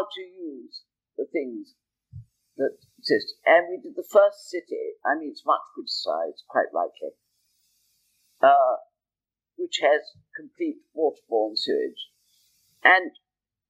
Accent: United Kingdom; I'm British

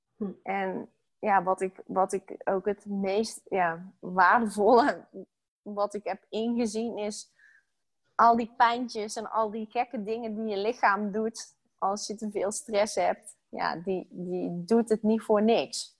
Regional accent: North Brabant, Netherlands; moved away as an adult; now in Utrecht, Netherlands; Ik ben opgegroeid in Brabant

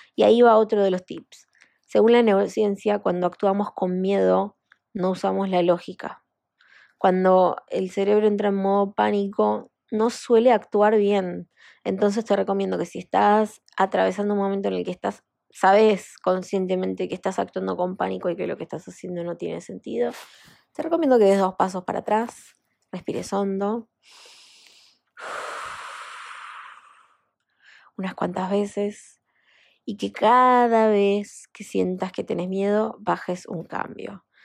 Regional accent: Argentina; en mi país, en Argentina

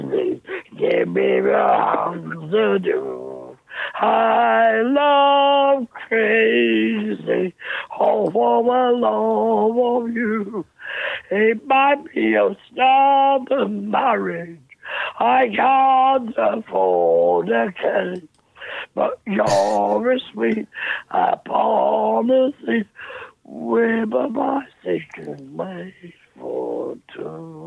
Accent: London, United Kingdom; Because I'm a Londoner.

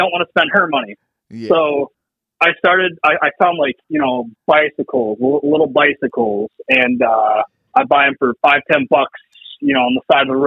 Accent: Pennsylvania, United States; moved away as an adult; now in New York, United States; originally, I'm from Pennsylvania, and I moved up to New York when I got married.

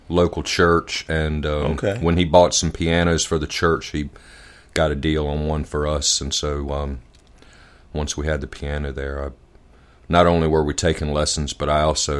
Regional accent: Norfolk, Virginia, United States; I was born in Norfolk, and Norfolk, Virginia

